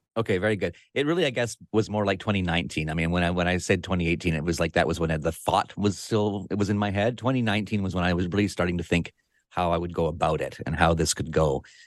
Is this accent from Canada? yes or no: yes; Victoria, British Columbia, Canada; I live in Victoria, B C, Canada, right here on the southern tip of Vancouver Island, uh, on the Pacific Ocean. And this is my hometown.